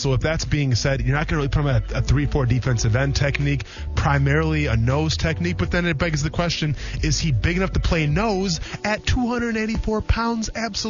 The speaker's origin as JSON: {"language": "English", "region": "Wisconsin", "country": "United States", "said": "I'm from Wisconsin"}